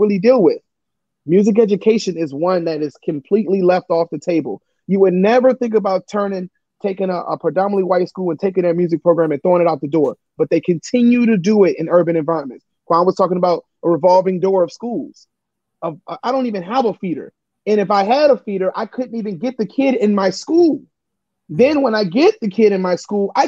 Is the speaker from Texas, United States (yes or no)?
no; Detroit, Michigan, United States; now in Newark, United States; I'm from Detroit.